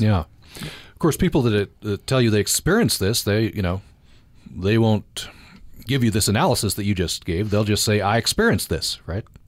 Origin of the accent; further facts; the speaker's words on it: Vernal, Utah, United States; I grew up in the Yawna Basin